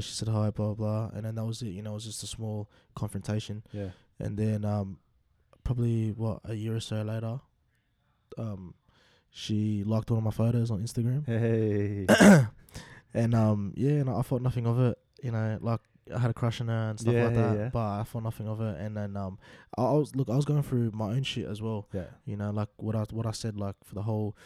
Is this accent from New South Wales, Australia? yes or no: yes; Sydney, New South Wales, Australia; Growing up in Western Sydney, look, I came from a good home.